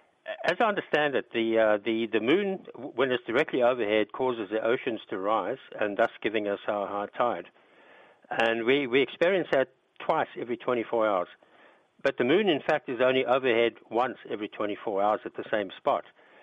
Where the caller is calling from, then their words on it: Cape Town, Western Cape, South Africa; Yeah, Chris, I'm calling from Cape Town.